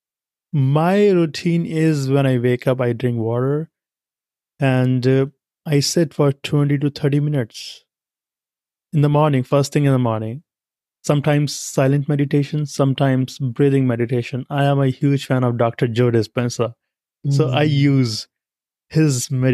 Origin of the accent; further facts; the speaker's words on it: India; moved away as an adult; now in United States; I come from India